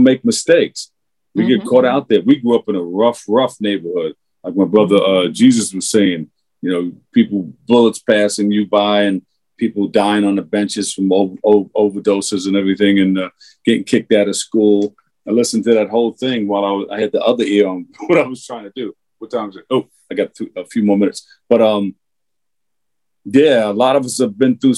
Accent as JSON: {"language": "English", "town": "New York City", "region": "New York", "country": "United States", "tie": "born or raised there", "said": "I grew up in Queensbridge Projects."}